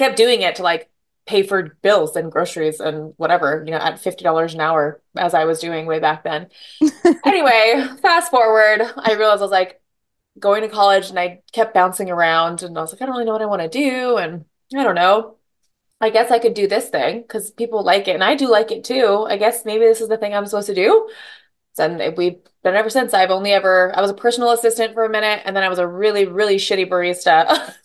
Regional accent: Hawaii, United States; moved away as an adult; now in Seattle, United States; from Hawaii. I live in Seattle.

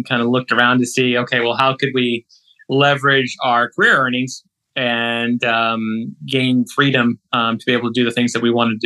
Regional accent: Kansas City, Missouri, United States; moved away as an adult; also born or lived in Baltimore, Maryland; now in Louisville, United States; I grew up in Kansas City, son of two Indian immigrant kids, two immigrant parents, rather.

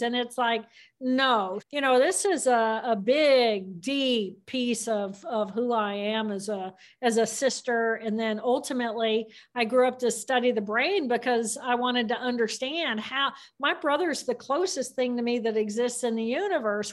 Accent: Indiana, United States; I grew up in Indiana, which is a great place to grow up

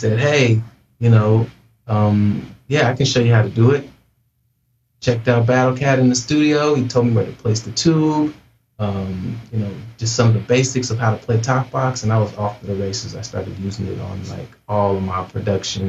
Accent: Portland, United States; moved away as an adult; also born or lived in Los Angeles; I grew up in Portland, started producing music out there

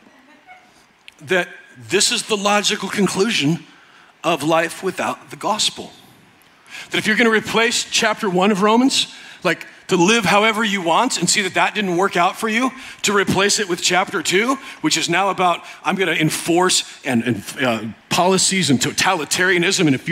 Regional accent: United States; I'm American

